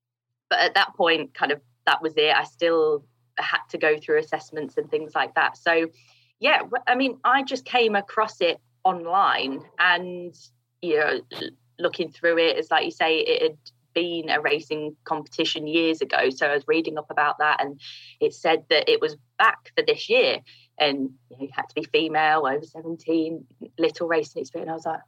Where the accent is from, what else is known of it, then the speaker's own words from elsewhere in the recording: East Midlands, United Kingdom; the International Kart Circuit, that's based in Grantham in Lincolnshire. Mm. So, yeah, not too far from my hometown, actually.